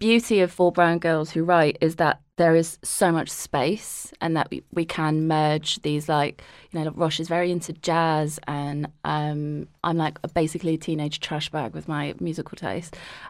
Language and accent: English; Harrow, London, United Kingdom; I grew up in Harrow, which is like very brown.